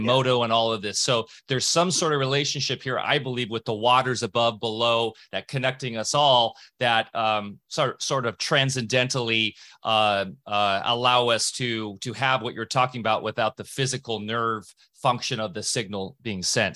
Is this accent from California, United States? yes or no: no; Beech Mountain, North Carolina, United States; in my hometown of, uh, Beech Mountain